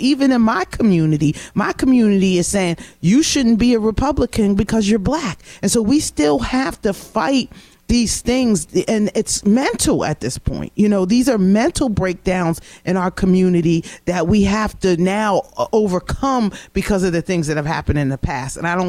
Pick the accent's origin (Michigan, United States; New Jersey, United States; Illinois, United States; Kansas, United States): New Jersey, United States; Cherry Hill; If I'm home in Cherry Hill, New Jersey, I was the only black person in this or that.